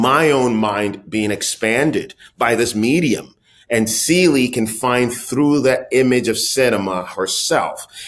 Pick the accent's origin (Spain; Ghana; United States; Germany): Ghana; my own experience as a kid growing up in Ghana